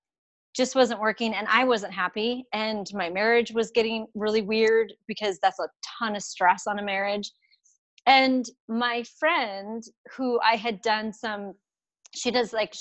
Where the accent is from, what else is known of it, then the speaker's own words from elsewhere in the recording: United States; I'm from the United States.